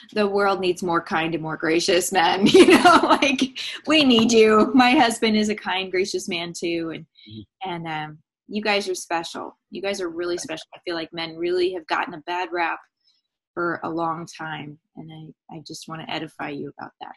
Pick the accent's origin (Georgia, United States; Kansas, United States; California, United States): California, United States; San Diego; moved away as an adult; now in East Tennessee, United States; We were living in San Diego last fall. Um, and we had been there for that's my hometown. We're in East Tennessee now